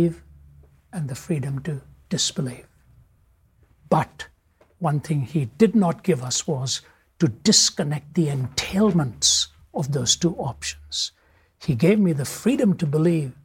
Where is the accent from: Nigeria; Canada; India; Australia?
India; North India; moved away; within India, I was raised in the North, born in the South